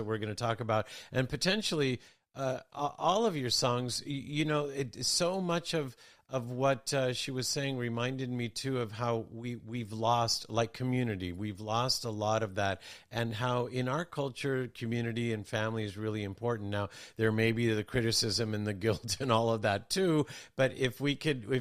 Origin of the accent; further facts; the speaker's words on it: United States; growing up in America